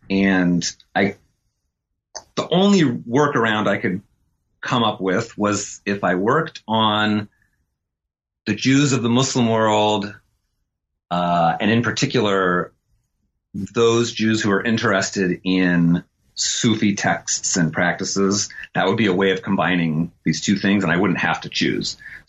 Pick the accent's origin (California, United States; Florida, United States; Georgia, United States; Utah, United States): Utah, United States; So I'm from I grew up in Utah, actually, in a really small town in the desert in the southern half of the place.